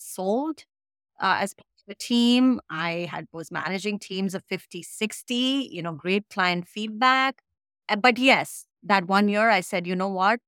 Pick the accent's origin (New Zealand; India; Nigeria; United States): India; moved away as an adult; I came straight from India, never studied, never worked here, right? Straight to grad school and started working in a new country